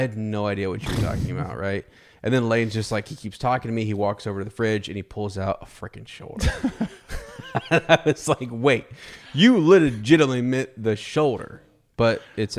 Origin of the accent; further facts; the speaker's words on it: Mount Vernon, Ohio, United States; I love my hometown, and I love that it's changing and it's evolving and it's getting better. I really do, because it is a good town. It's a good place. I love Ohio, but Mount Vernon is, it has grown on me